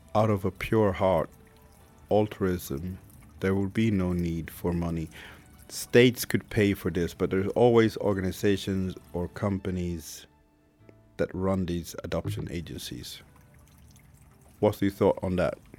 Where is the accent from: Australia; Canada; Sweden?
Sweden; first language Swedish; English is a second language; also born or lived in Haiti; I was born in Haiti in 1980, came to Sweden in 1981. I was about eight or nine months when I came to Sweden.